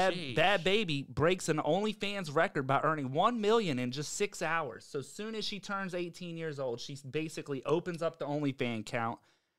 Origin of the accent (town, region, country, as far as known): Virginia, United States